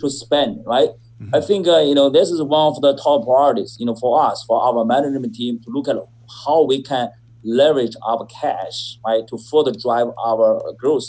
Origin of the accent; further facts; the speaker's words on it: China; moved away as an adult; I was born in China. I was born in 1970, and I got my master's degree and from Beijing, China as well